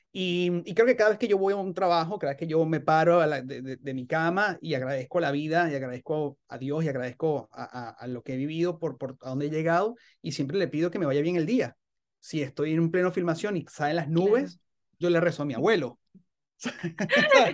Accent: Venezuela; uno como venezolano

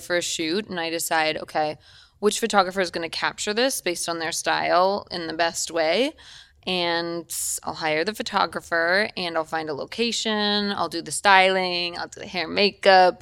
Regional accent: Eden Prairie, Minnesota, United States; now in Los Angeles, United States; I'm from Minnesota. I grew up in Minnesota

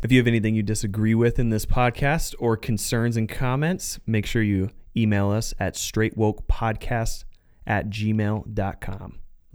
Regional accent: Southern Arizona, United States; also born or lived in Phoenix, Arizona; I was born and raised in Southern Arizona

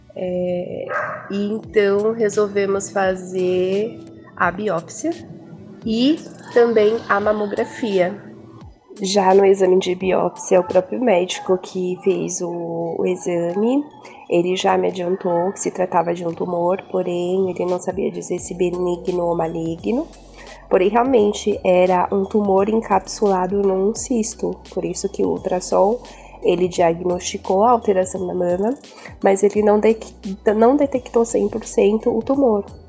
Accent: São Paulo, Brazil; eu sou do Jardim Macedônia, São Paulo.

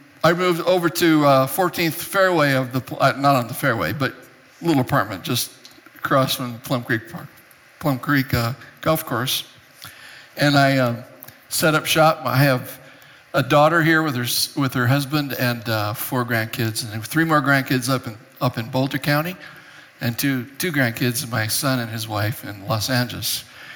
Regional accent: Japan; moved away as an adult; also born or lived in Europe; I was born and raised in Japan. I didn't come to this country till I was 19 years old

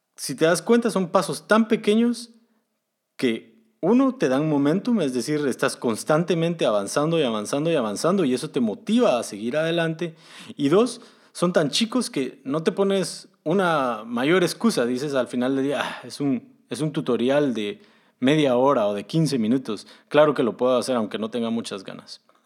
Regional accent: Guatemala; moved away as an adult; now in Germany; Originalmente soy de Guatemala, pero actualmente estoy viviendo en Alemania

